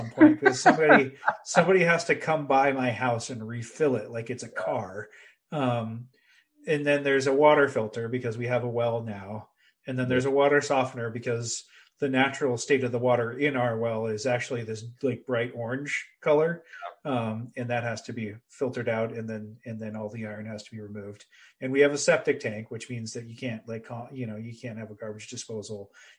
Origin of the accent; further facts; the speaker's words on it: rural California, United States; moved away as an adult; also born or lived in Oakland, California / Castro Valley, California; now in New Hampshire, United States; I grew up in rural California